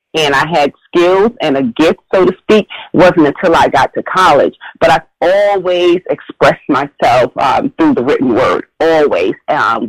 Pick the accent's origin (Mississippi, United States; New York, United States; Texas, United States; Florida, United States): New York, United States; New York City; Growing up in Brooklyn, you know, our apartments weren't large or long or big or anything